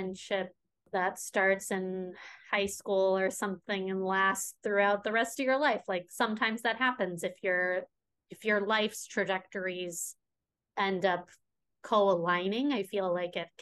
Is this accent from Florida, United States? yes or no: no; the Chicago suburbs, Illinois, United States; moved away as an adult; also born or lived in New York; I grew up in the Chicago suburbs